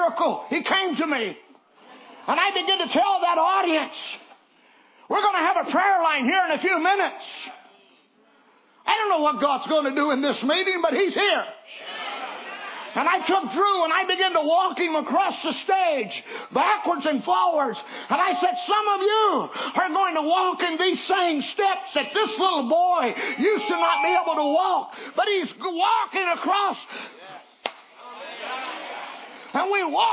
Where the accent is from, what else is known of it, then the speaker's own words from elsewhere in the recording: Virginia, United States; I'm from Virginia.